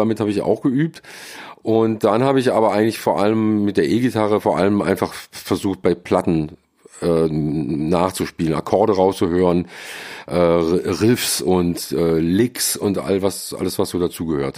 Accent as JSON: {"language": "German", "town": "Friedrichshafen", "region": "Baden-Württemberg", "country": "Germany", "tie": "born or raised there", "also_born_or_lived": "Mannheim / Cologne", "moved": "yes", "lives_now": "Seoul, South Korea", "said": "Ich bin in Mannheim geboren, bin mit acht Jahren an den Bodensee gezogen nach Friedrichshafen"}